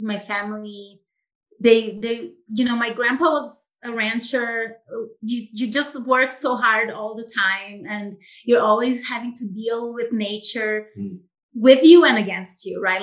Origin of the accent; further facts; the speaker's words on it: Brazil; moved away as an adult; now in Idyllwild, United States; I'm from Brazil originally, as you know, and I grew up in a more rural environment